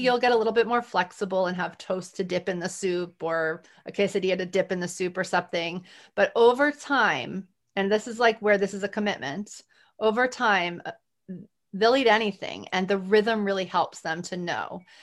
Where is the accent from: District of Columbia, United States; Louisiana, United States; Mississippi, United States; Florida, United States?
Louisiana, United States; New Orleans; I'm from New Orleans